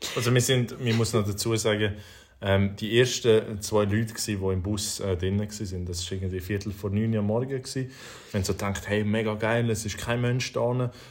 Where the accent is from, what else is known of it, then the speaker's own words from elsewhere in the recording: Switzerland; wir eben in der Schweiz